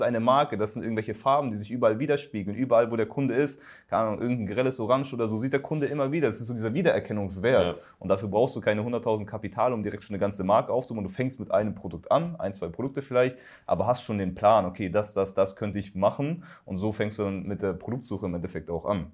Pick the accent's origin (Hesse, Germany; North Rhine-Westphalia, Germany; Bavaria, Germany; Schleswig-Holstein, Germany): Bavaria, Germany; Upper Palatinate; now in Berlin, Germany; Also auch aus Bayern, ich komme in meiner Heimatstadt, äh, in der Oberpfalz